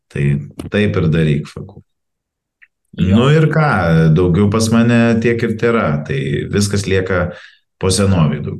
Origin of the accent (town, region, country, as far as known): Lithuania